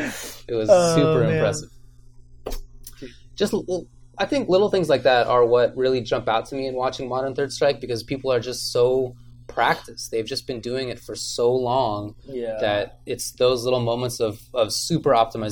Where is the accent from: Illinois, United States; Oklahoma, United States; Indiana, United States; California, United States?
California, United States; Moorpark; also born or lived in East Coast; is from my hometown, mm-hmm. both from Moore Park, California.